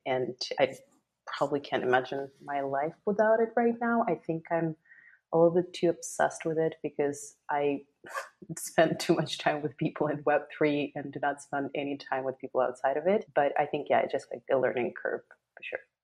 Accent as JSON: {"language": "English", "region": "Moscow", "country": "Russia", "moved": "yes", "lives_now": "Los Angeles, United States", "said": "I'm originally from Moscow, Russia, currently based in Los Angeles"}